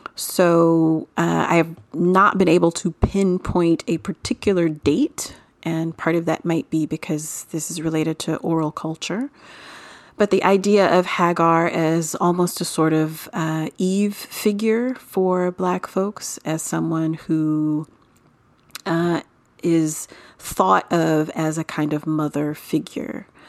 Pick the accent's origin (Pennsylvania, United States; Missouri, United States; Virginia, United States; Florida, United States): Florida, United States; I'm from Florida